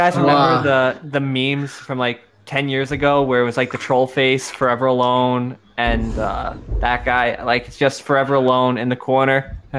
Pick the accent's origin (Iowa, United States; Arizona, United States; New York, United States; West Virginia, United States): New York, United States; now in Florida, United States; That I'm not just saying I'm from New York. You guys can actually vouch I'm from New York.